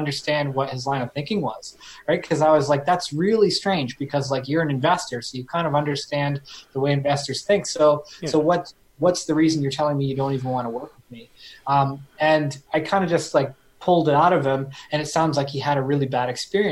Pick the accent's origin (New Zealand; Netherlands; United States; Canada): Canada; as a Canadian